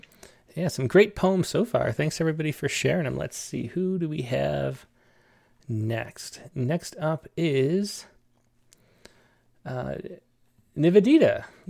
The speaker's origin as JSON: {"language": "English", "region": "Western New York", "country": "United States", "tie": "born or raised there", "moved": "yes", "lives_now": "California, United States", "said": "in moving to California, I grew up in Western New York"}